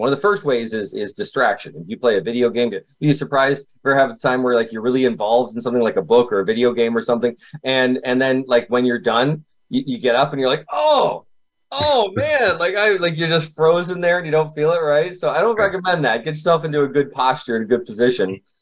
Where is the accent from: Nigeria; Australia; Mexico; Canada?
Canada; Kitchener, Ontario; I was born in Canada, uh, Kitchener, Ontario